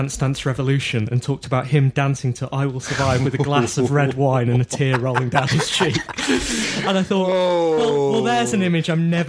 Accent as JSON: {"language": "English", "town": "Manchester", "region": "North West England", "country": "United Kingdom", "said": "I'm from Manchester."}